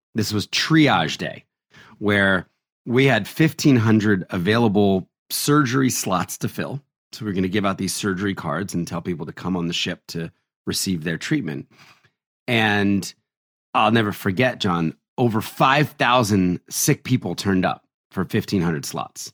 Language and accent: English; New Jersey, United States; also born or lived in Philadelphia, Pennsylvania; I was born in Philadelphia and raised in New Jersey.